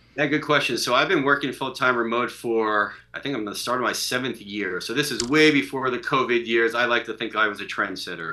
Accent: Long Island, New York, United States; moved away; I grew up in Long Island

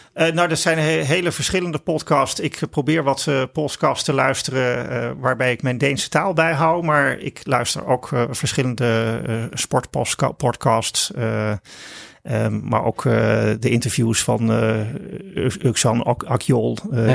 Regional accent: Netherlands; wij als Nederlanders

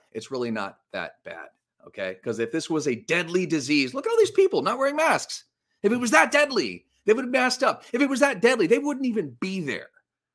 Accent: Los Angeles, California, United States; right here in my hometown of Los Angeles

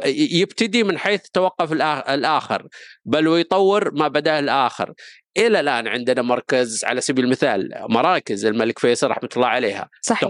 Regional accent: Saudi Arabia; علينا كسعوديين

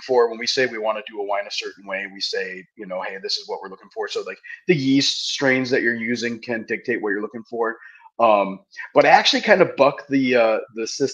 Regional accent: Marinette, Wisconsin, United States; I'm from Marinette, where the winery's at. We're in the town of Peshko, but we're Marinette. And I came back home after the Navy, and I did construction growing up.

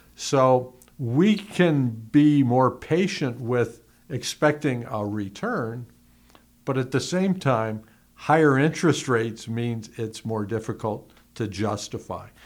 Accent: Youngstown, Ohio, United States; moved away; I came from Youngstown

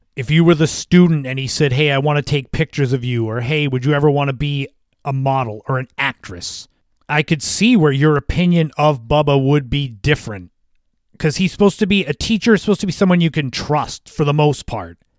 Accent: Cape Cod, Massachusetts, United States; those from my hometown, those that are from Cape Cod, from the area

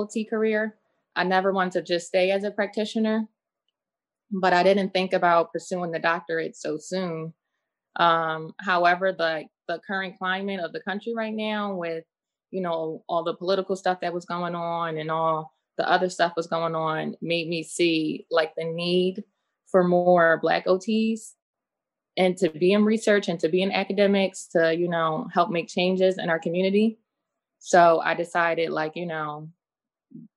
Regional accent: Philadelphia, Pennsylvania, United States; from Philadelphia.

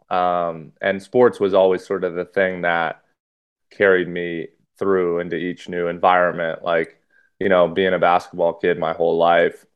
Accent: Los Angeles area, California, United States; also born or lived in New Hampshire / Santa Barbara; I kind of moved schools a lot and was all over Los Angeles. So when people ask me where I'm from, it kind of ranges from Malibu to Westlake Village to Thousand Oaks to Agora to Calabasas, that kind of circle

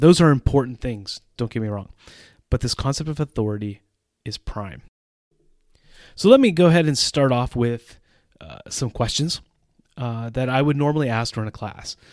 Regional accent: United States; moved away as an adult; also born or lived in Central Europe

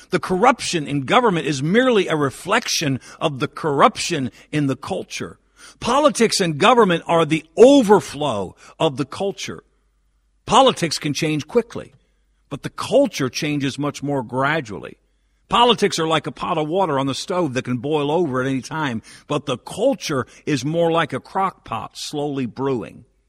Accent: Northeast, United States; as a lifelong Northeasterner

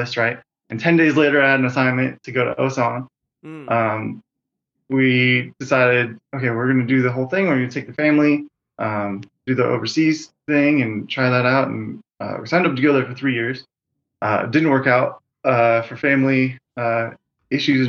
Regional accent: Florence, Oregon, United States; moved away as an adult; I'm from Florence, Oregon, which is a really small town

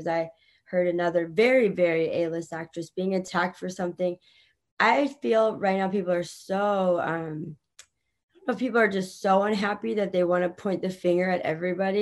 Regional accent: Virginia, United States; moved away; I was born in Virginia

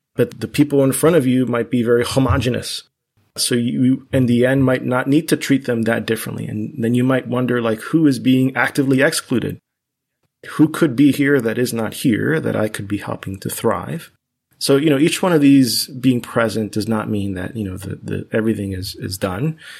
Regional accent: Miami, Florida, United States; first language Spanish; English is a second language; I was very fortunate to grow up in Miami, in Florida

